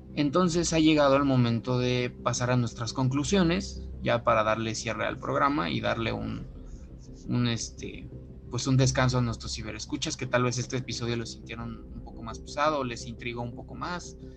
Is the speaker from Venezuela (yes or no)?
no; Mexico; nosotros de nuestro punto de vista como mexicanos